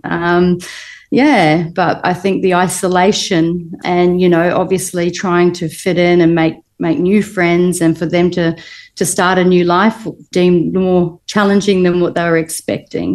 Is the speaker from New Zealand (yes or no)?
yes; New Zealand; also born or lived in Liverpool, England; I was born in Liverpool, England, mm-hmm. and I moved to New Zealand when I was two